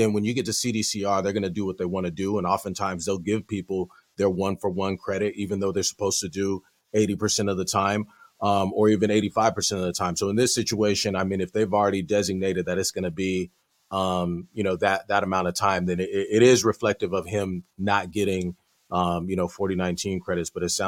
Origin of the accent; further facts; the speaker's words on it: San Diego, California, United States; I am. Born and raised.